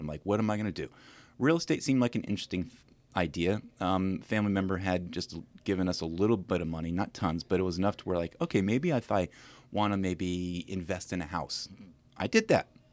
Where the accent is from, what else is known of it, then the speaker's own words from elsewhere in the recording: Williamsburg, Virginia, United States; moved away as an adult; also born or lived in St. Louis; now in Winchester, United States; I'm originally from Williamsburg